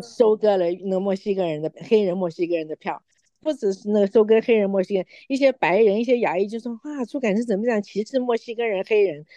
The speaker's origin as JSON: {"language": "Chinese", "town": "Yonghe", "region": "New Taipei", "country": "Taiwan", "tie": "born or raised there", "moved": "as an adult", "lives_now": "United States", "said": "我是生长在台湾，我在永和长大的"}